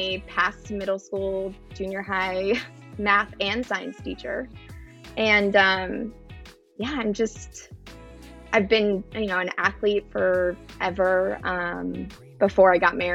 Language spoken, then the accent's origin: English; Southern California, United States; moved away as an adult; now in Arizona, United States; I'm from Southern California, but I live in Arizona now